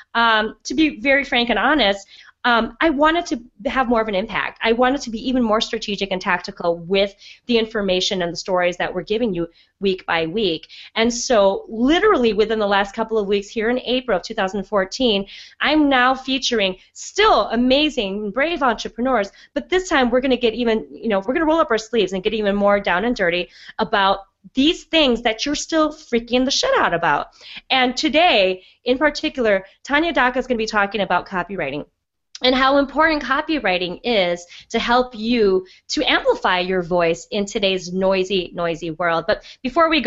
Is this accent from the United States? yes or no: yes; Midwest, United States; also born or lived in Wisconsin; We're both Midwest girls